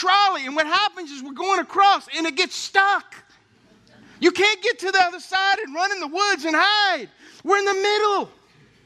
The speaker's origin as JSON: {"language": "English", "town": "Lafayette", "region": "Louisiana", "country": "United States", "tie": "born or raised there", "said": "I grew up in Oakbourne Estates in Lafayette"}